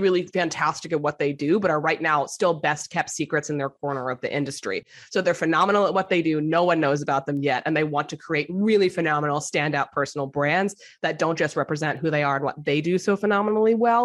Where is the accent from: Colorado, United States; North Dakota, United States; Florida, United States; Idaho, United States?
Florida, United States; South; now in Brooklyn, United States; I'm from South Florida, so I'm a transplant